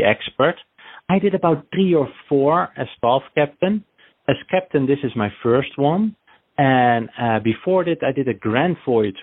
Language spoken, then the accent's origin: English; Netherlands; moved away as an adult; also born or lived in Wellington, New Zealand; now in New Jersey, United States; I am from Holland, the Netherlands. I'm raised, but I was born a Kiwi in New Zealand, Wellington.